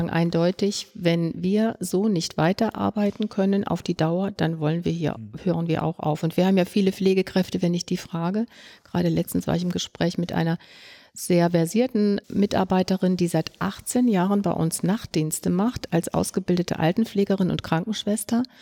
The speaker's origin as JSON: {"language": "German", "region": "Brandenburg", "country": "Germany", "said": "Ich komme hier aus, äh, aus Brandenburg, wo ganz wenig Ärzte sind"}